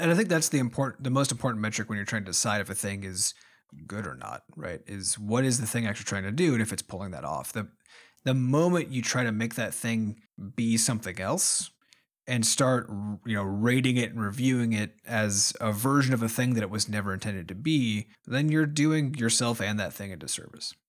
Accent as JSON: {"language": "English", "region": "Iowa", "country": "United States", "tie": "born or raised there", "said": "we grew up in Iowa, which is, you know, one of the smaller states population-wise in the United States"}